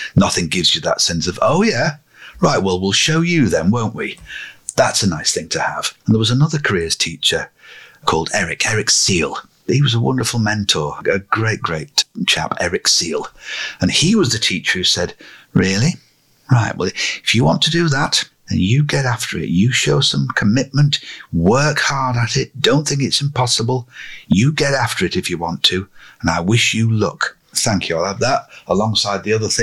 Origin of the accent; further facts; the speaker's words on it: Lancashire, North West England, United Kingdom; growing up in Lancashire as I did